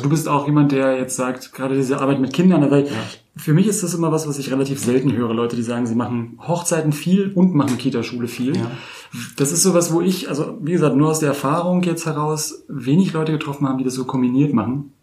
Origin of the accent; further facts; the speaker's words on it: Berlin, Germany; ich bin ja auch gebürtiger Berliner